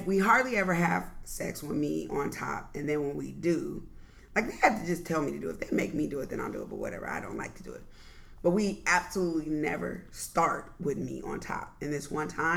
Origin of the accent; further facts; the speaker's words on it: Southern California, United States; I grew up in Southern California